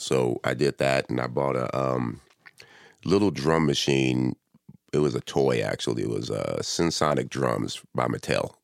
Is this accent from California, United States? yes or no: yes; Compton, California, United States; also born or lived in Inglewood; I was born and raised in Compton